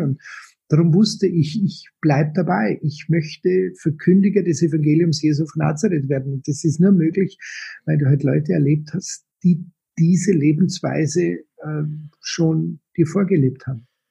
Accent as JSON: {"language": "German", "town": "Munich", "region": "Bavaria", "country": "Germany", "tie": "born or raised there", "said": "Ich bin äh, gebürtig aus München, geboren 1960"}